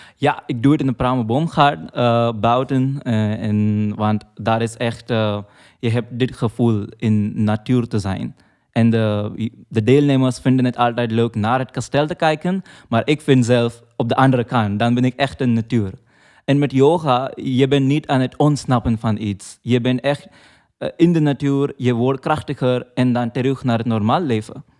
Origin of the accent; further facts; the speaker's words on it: Mumbai, Maharashtra, India; moved away; ik kom uit Mumbai, dat is een heel grote stad. Maar we wonen eh, vlakbij een bos